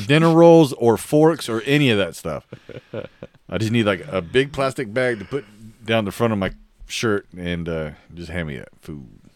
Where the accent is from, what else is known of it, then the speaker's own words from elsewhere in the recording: Oregon, United States; moved away; growing up in Oregon, it's all green and wet